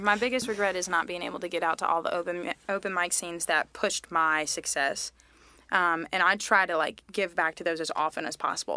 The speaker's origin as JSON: {"language": "English", "town": "Mint Hill", "region": "North Carolina", "country": "United States", "tie": "born or raised there", "also_born_or_lived": "Tennessee / Charlotte", "said": "growing up in Mint Hills"}